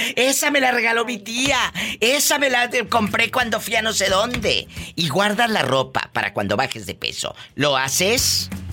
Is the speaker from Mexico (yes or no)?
yes; Matamoros, Tamaulipas, Mexico; Yo soy de Matamoros